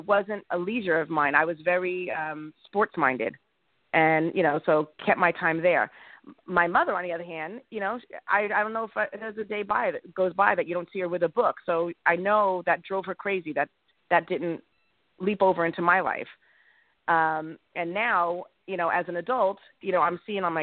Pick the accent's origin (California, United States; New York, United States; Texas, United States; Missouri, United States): New York, United States; Smithtown; I grew up in Long Island, New York